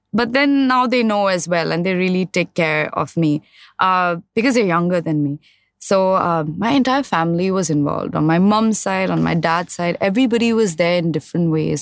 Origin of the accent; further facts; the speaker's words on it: Mumbai, Maharashtra, India; I grew up in Mahim.